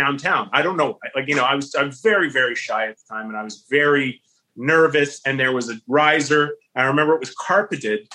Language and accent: English; Pickering, Ontario, Canada; I was from Pickering.